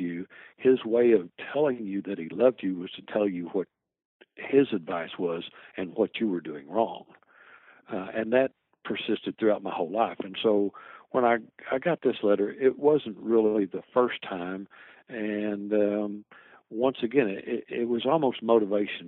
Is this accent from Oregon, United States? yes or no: no; Lowell, Arkansas, United States; also born or lived in Fort Knox, Kentucky; I was pretty much raised in Lowell, Arkansas, on a farm